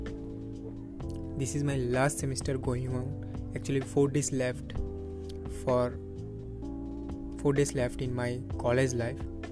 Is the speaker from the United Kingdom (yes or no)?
no; Tripura, India; English is a second language; moved away as an adult; now in Guwahati, India; I am from Tripura and I am doing my BBA from Assam